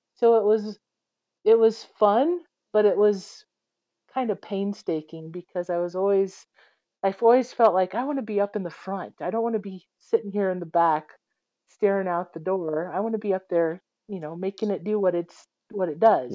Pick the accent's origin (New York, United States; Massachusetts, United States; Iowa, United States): Iowa, United States; I grew up in Iowa